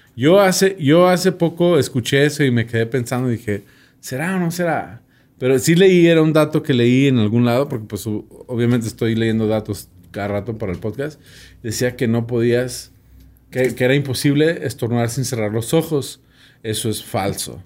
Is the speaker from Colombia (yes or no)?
no; United States; soy gringo